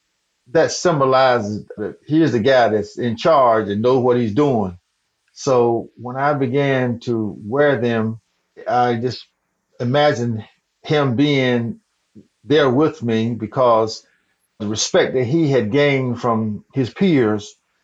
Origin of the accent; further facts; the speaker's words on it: the South, United States; Well, I was born and raised in the South, and that's just who I am.